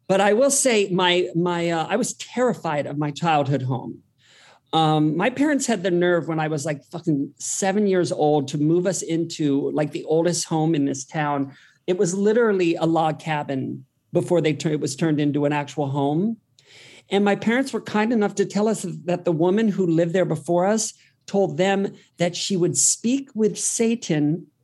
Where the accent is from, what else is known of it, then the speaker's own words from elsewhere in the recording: Worthington, Ohio, United States; moved away; also born or lived in Columbus, Ohio; Yeah, I'm from Columbus, Ohio.